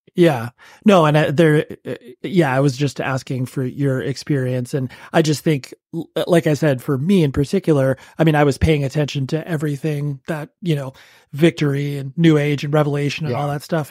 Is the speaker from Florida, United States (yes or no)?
no; Southern California, United States; I'm from Southern California and I'm in my early 40s.